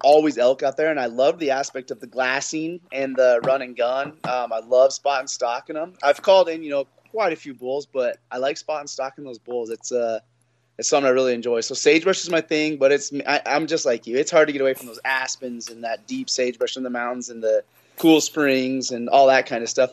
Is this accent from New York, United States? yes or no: no; Sheridan, Wyoming, United States; I'm born and raised in Sheridan